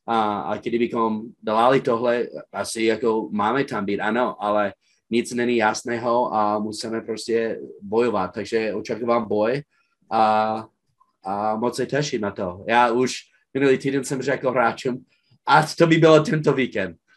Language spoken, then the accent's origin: Czech; Czechia; oni viděli, že jsme všichni Češi plus naš, našeho quarterbacka a stejně jsme konkurovali a jsme je porazili.